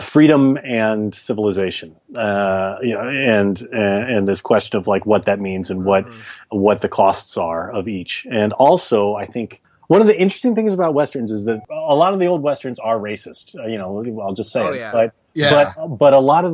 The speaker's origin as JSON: {"language": "English", "region": "Texas", "country": "United States", "tie": "born or raised there", "said": "I grew up in Texas"}